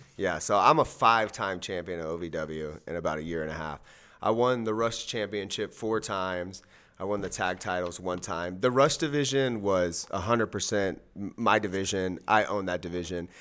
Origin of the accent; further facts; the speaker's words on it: Miami, Florida, United States; I am from Miami, Florida, three oh five till I die, born and raised.